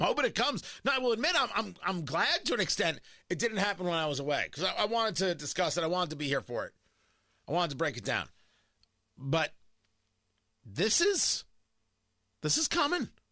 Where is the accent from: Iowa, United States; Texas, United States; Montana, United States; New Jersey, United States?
New Jersey, United States; Middletown; I grew up in Jersey, right? I grew up in Middletown